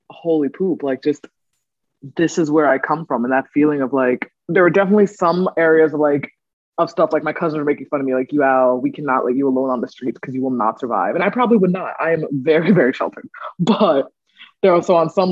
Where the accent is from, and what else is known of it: United States; born or raised there; also born or lived in Ghana